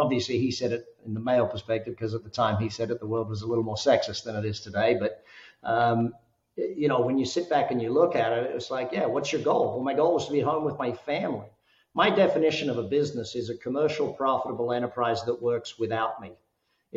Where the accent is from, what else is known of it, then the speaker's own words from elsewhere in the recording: Australia; now in Las Vegas, United States; living here in Vegas. Everyone says, you got five kids. Are you guys Mormon? You know, I'm Australian